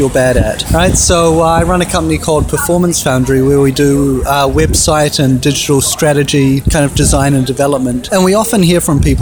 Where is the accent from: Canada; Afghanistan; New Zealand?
New Zealand; moved away as an adult; I'm a Kiwi